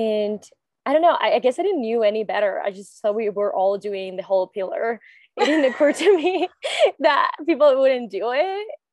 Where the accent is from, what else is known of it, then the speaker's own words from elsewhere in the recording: Spain; moved away as an adult; also born or lived in Florida / Oregon; I'm from Spain.